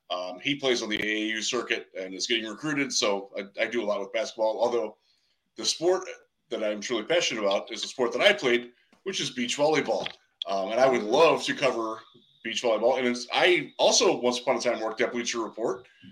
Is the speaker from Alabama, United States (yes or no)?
no; Cleveland, Ohio, United States; I'm originally from Cleveland.